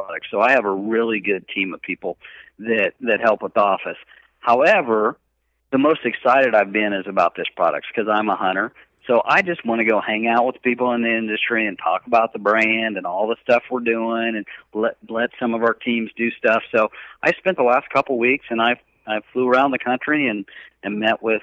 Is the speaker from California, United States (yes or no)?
no; Kansas, United States; I grew up in Kansas